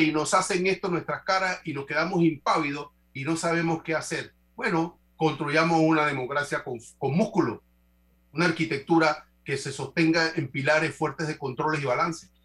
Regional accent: Panama; como panameños

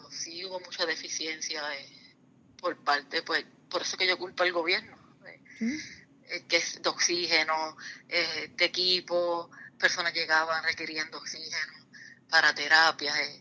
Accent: Lares, Puerto Rico; yo soy del pueblo de Lares

